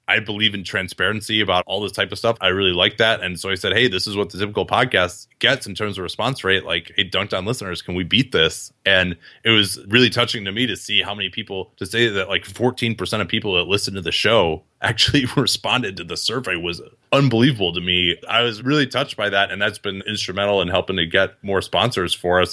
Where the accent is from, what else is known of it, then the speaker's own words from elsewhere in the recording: Chicago, Illinois, United States; I grew up in Chicago.